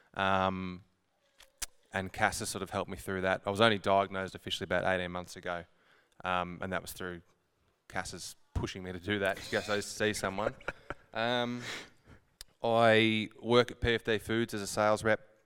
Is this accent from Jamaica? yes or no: no; Horsham, Victoria, Australia; I'm born and bred Horsham. Um, I grew up in Haven.